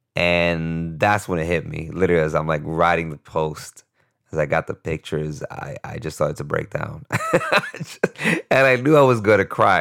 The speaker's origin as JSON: {"language": "English", "town": "New York City", "region": "New York", "country": "United States", "also_born_or_lived": "Costa Rica", "moved": "as an adult", "said": "I was used to being the New Yorker at my school"}